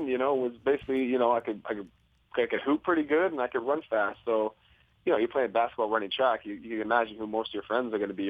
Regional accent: Toronto, Ontario, Canada; I grew up in Toronto.

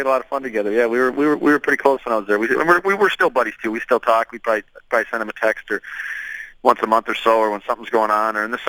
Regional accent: Wisconsin, United States; also born or lived in Chicago; now in San Jose, United States; I grew up in Wisconsin, lived in Chicago. You know, I've always lived my whole life in cold weather

